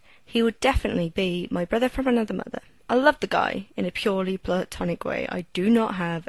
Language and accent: English; United Kingdom; to a British woman like me